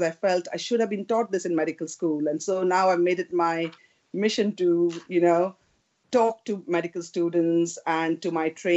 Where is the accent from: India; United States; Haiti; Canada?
India; moved away as an adult; now in United Kingdom; when I grew up in India